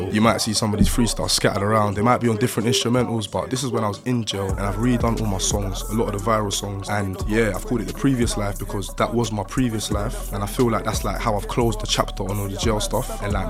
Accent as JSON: {"language": "English", "town": "Lewisham", "region": "London", "country": "United Kingdom", "tie": "born or raised there", "said": "So Lewisham originally."}